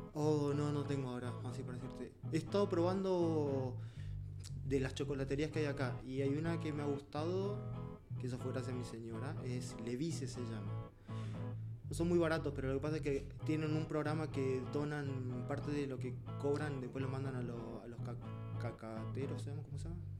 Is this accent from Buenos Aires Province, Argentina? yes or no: no; Villa Carlos Paz, Córdoba, Argentina; moved away as an adult; now in Santiago, Chile; Yo soy de Córdoba, en particular soy de una ciudad que se llama Villa Carlos Paz, que es como turística. Y de nací ahí, mm, estudié ahí